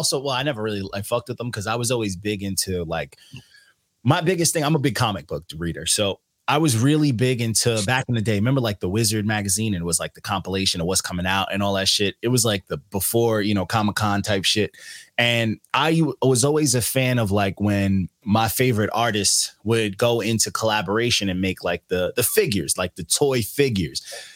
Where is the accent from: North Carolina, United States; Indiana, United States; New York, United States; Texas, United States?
New York, United States; Elmont; I'm from in Long Island. I'm from Elmont. Elmont's attached to Queens, but it's not Queens.